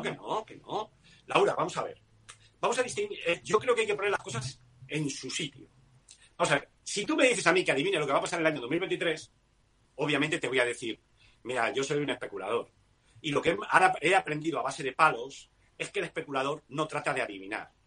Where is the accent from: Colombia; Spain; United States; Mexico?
Spain; yo soy español